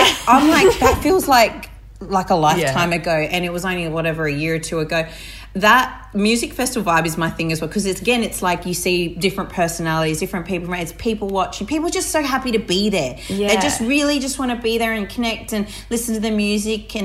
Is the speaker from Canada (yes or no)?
no; Barmera, South Australia, Australia; I was brought up on the Murray River in the Riverland. So I was born in Barrie in South Australia, in a very regional area.